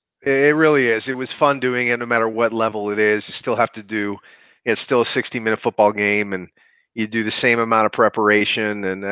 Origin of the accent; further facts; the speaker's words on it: Buffalo, New York, United States; moved away as an adult; also born or lived in Rochester, New York; now in North Carolina, United States; Yeah, so basically I'm from Buffalo. I grew up in Buffalo, and then I spent a lot of my years in Rochester.